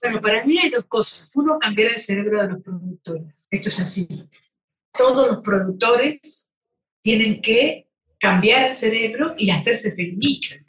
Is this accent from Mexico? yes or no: no; Argentina